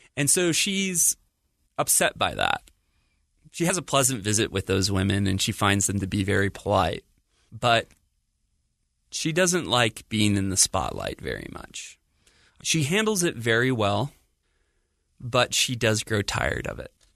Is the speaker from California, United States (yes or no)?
yes; San Diego, California, United States; I grew up in San Diego, California